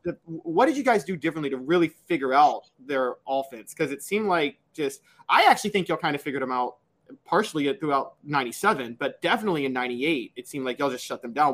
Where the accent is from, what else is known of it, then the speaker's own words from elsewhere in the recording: Memphis, Tennessee, United States; I'm from Memphis